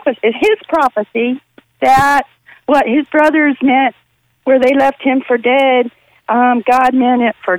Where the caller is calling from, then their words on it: Richmond, Virginia, United States; I'm actually calling from Richmond also.